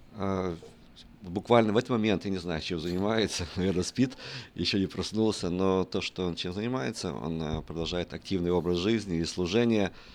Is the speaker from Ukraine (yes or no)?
yes; Western Ukraine, Ukraine; я родился в, э, на Западной Украине